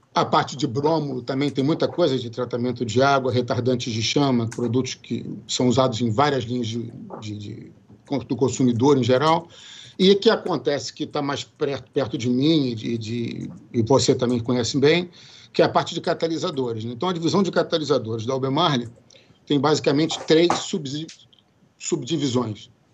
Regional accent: Brazil; moved away as an adult; now in United States; aquele meu inglês macarrônico que a gente que eu só tinha no Brasil de, de aprender na escola

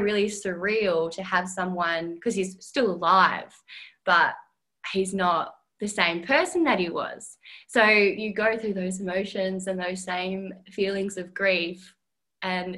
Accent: Perth, Western Australia, Australia; moved away as an adult; now in Melbourne, Australia; I'm originally from Perth, and that was just like my little home ground

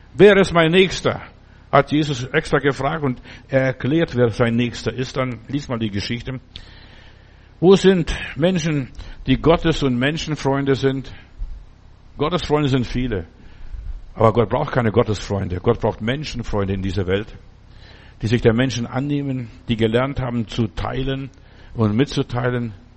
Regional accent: Stuttgart, Baden-Württemberg, Germany; bei uns in Stuttgart

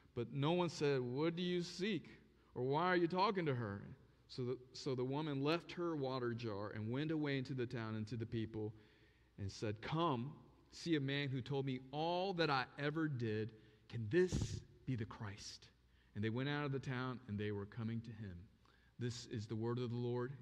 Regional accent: Osaka, Japan; moved away; also born or lived in North Carolina; I was born in Japan, Osaka, Japan

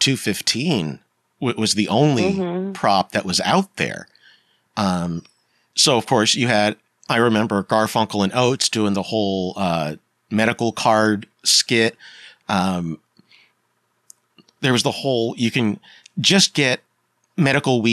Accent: Pennsylvania, United States; I grew up in the 90s in Pennsylvania

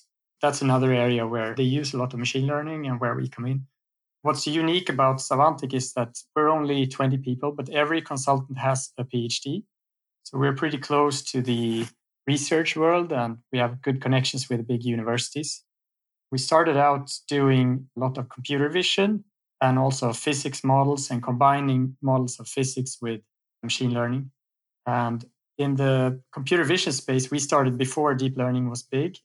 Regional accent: Sweden; I'm from Sweden

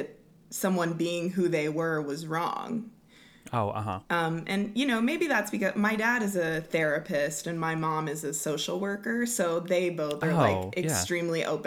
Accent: Lawton, Oklahoma, United States; I grew up in Lawton

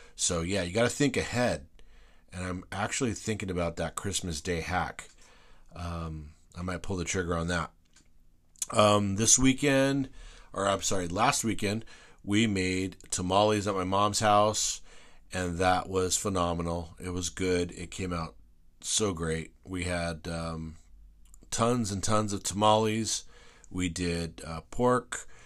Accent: Whittier, California, United States; I grew up in West Whittier.

